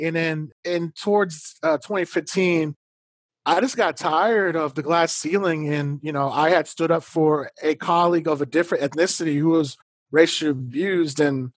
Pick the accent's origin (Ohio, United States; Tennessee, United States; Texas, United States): Texas, United States; Katy; now in Austin, United States; in my hometown, Katy, Texas, where, you know, I might be one or two black honors kids.